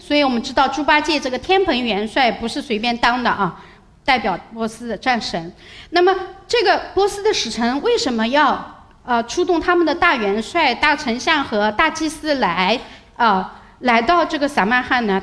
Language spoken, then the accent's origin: Chinese; China; 我们中国人